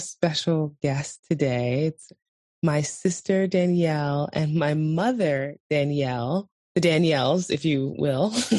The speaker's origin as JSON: {"language": "English", "town": "New York City", "region": "New York", "country": "United States", "tie": "born or raised there", "moved": "as an adult", "lives_now": "Iceland", "said": "from where we grew up in Brooklyn, New York"}